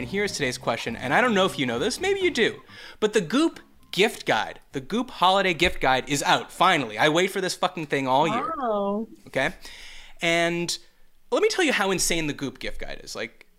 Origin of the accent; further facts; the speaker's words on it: Canada; Yeah, we have the Queen of England on it. We're both Canadian. We have the Queen of England on our money.